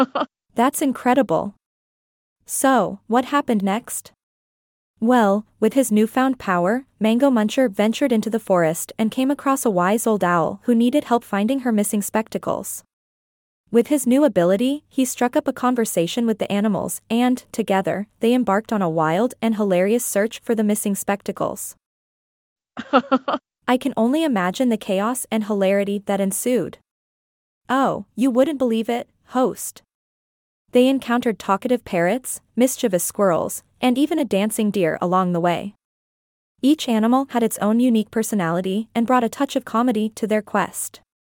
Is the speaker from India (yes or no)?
yes; India; You see, growing up in India, I was surrounded by these captivating folktales that were passed down from generation to generation.